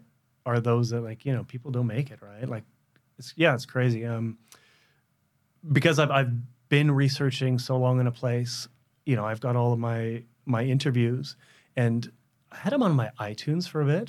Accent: West Coast, Canada; I lived in the most benign circumstances you could imagine, you know, growing up in Canada on the West Coast. You know, we didn't have a lot of money because we were immigrants, but, like, we had plenty.

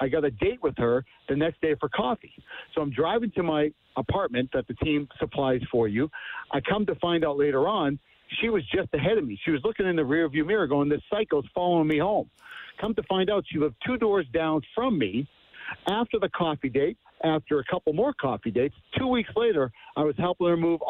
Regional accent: United States; also born or lived in Germany; playing ice hockey, professional hockey in Germany as American

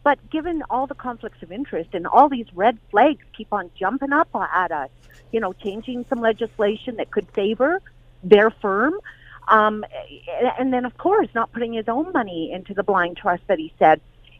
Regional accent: Orillia, Ontario, Canada; I am from Orillia.

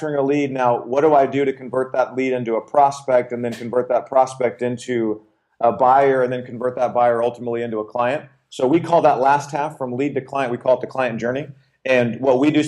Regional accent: Arizona, United States; born and raised in Arizona

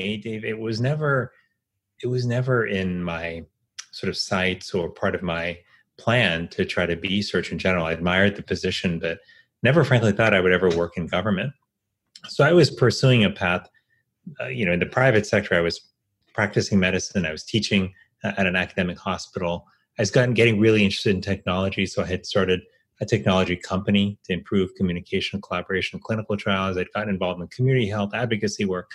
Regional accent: Miami, Florida, United States; now in Washington, D.C., United States; I grew up here in Miami, Florida, and my parents and my sister still

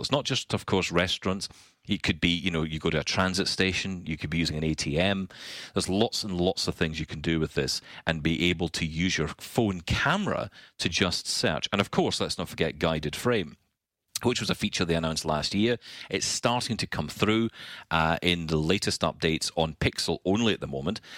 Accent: Scotland, United Kingdom; I'm Scottish.

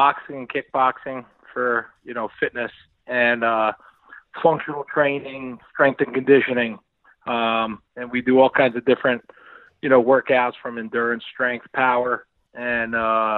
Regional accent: New Jersey, United States; I grew up in Jersey. I'm a Jersey guy

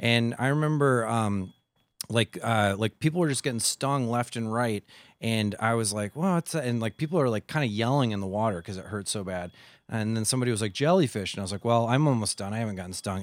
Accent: Midwest, United States; moved away; I'm from the Midwest

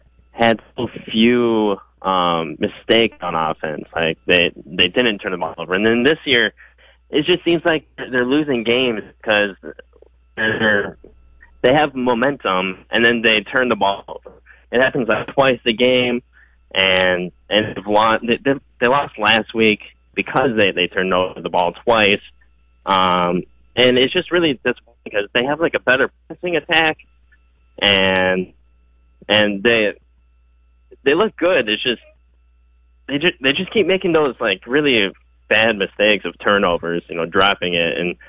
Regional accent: Minnesota, United States; now in California, United States; I was born in Minnesota.

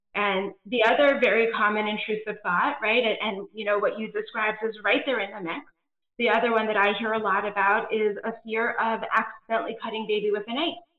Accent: East Coast, United States; moved away as an adult; also born or lived in Georgia / Nebraska; now in California, United States; my husband and I, um, are actually both East Coasters originally. We live in California now

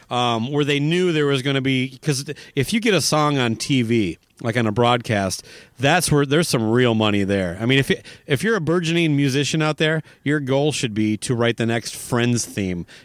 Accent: Owatonna, Minnesota, United States; born or raised there

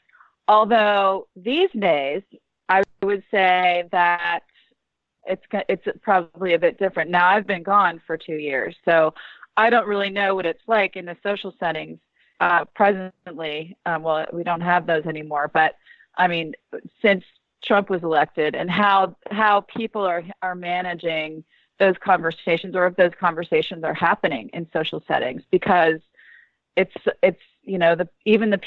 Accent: McLean, Virginia, United States; also born or lived in Southern Maryland; we grew up in Northern Virginia, just kind of by the CIA in McLean

